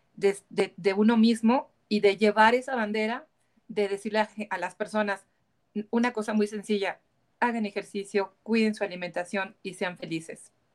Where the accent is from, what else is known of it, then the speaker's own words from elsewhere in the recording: Mexico; como mexicana